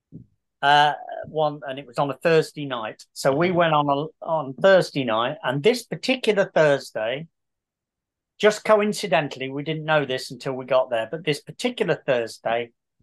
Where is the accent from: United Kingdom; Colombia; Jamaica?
United Kingdom; Coventry, West Midlands; also born or lived in Kenilworth / Leamington; I'm from Coventry